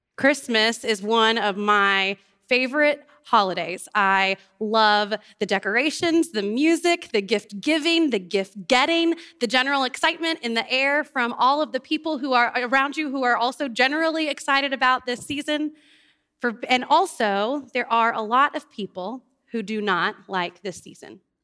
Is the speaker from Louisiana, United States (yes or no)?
yes; New Orleans, Louisiana, United States; moved away; I grew up in New Orleans and our family lost our home